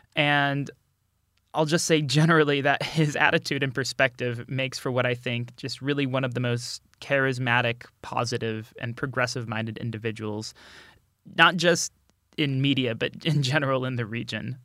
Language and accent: English; Austin, Texas, United States; moved away; I'm from Austin